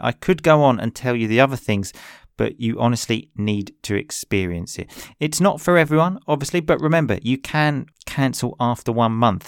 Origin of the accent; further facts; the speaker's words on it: England, United Kingdom; now in Italy; I obviously grew up in English, I am English, but I now live in Italy